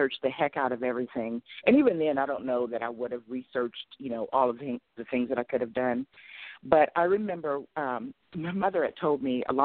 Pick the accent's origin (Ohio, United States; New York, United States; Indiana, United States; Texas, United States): Ohio, United States; Urbancrest; I grew up right outside of Columbus in a small village called Urban Crest